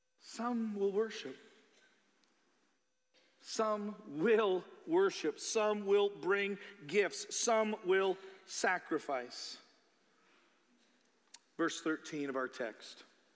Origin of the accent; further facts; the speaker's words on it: Iowa, United States; born there; am I saying Merry Christmas because I was born in Iowa